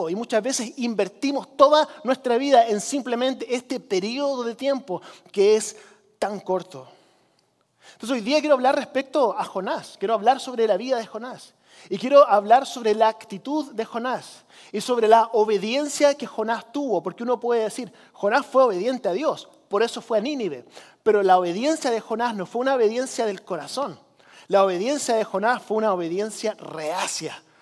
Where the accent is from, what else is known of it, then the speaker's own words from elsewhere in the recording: Chile; Spanish is a second language; Yo, eh, crecí como misionero en Chile, algunos de ustedes lo saben, yo tengo la cara de güero, ¿cierto? realmente soy más chileno que gringo, esa es la verdad. Crecí en Chile